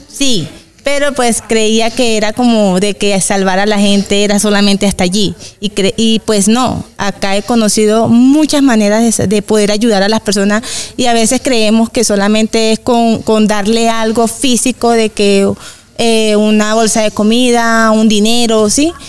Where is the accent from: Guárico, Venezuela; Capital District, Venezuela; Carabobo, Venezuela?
Carabobo, Venezuela; Valencia; moved away as an adult; now in Bucaramanga, Colombia; soy venezolana también, soy de Valencia, Estado Carabobo, de, eh, de Venezuela. Tengo ya cinco años que llegué acá a Bucaramanga.